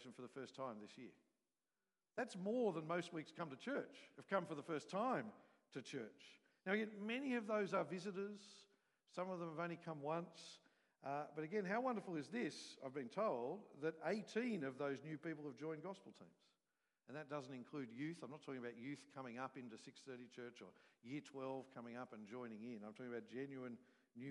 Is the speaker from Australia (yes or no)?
yes; Australia; from Australia